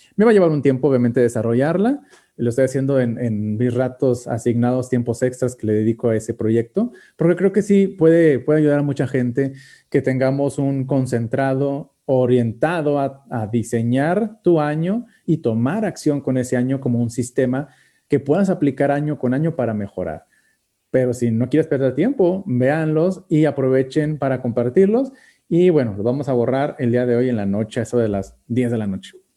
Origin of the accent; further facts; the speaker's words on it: Mexico; como mexicanos